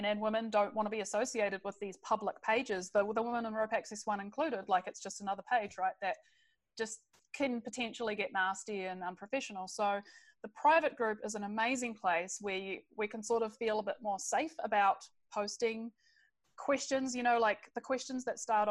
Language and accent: English; New Zealand; moved away as an adult; now in British Columbia, Canada; I come from New Zealand originally.